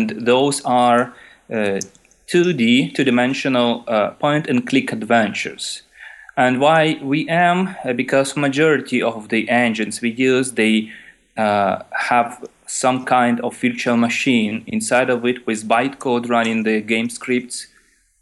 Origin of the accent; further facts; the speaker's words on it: Ukraine; I'm 35 years old, from Ukraine.